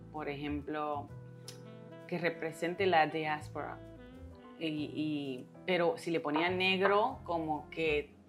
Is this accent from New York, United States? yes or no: yes; New York, United States; born there; yo nací acá en Nueva York, en Queens, en Corona